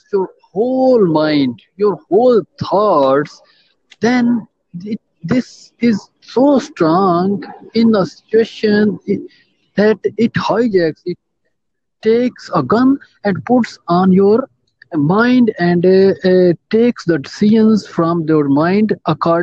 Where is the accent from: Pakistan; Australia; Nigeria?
Pakistan; I am from Pakistan.